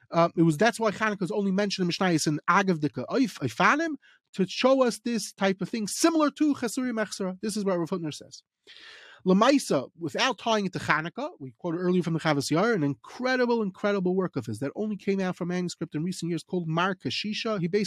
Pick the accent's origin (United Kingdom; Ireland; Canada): United Kingdom; England; I'm going to say it in English just because we're English people.